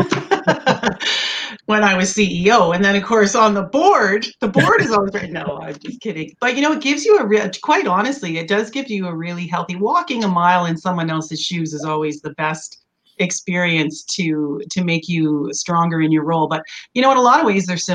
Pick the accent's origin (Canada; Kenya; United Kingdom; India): Canada; Edmonton, Alberta; also born or lived in Washington, D.C.; born and raised in Edmonton and went away to university